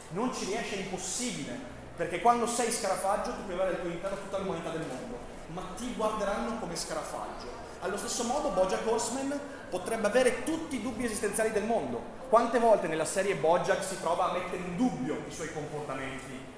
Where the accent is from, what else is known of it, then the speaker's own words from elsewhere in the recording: Vicenza, Veneto, Italy; Sono vicentino